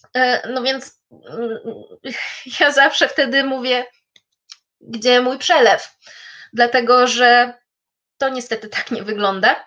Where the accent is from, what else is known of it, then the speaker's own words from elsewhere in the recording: Poland; ja z Polski